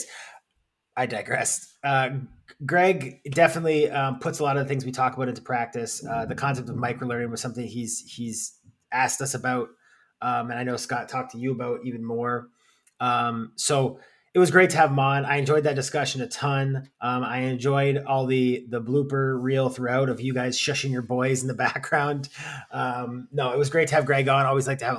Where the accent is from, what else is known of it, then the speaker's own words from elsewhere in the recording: London, Ontario, Canada; born there; I was born in London, definitely not raised there.